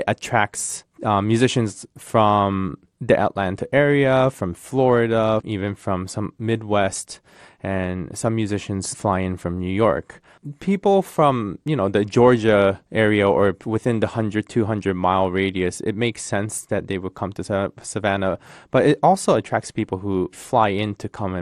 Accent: Tokyo, Japan; now in United States; I come from Tokyo. I was born and raised in Tokyo

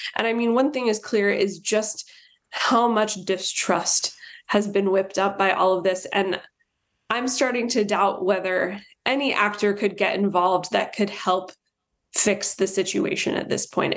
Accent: Virginia, United States; I'm from Virginia.

